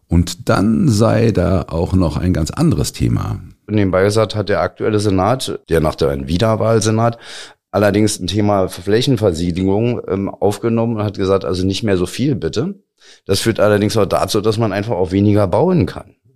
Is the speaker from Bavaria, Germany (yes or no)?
no; Berlin, Germany; born there; Also ich bin hier in Berlin geboren und kenne noch Zeiten, da waren sechs Mark.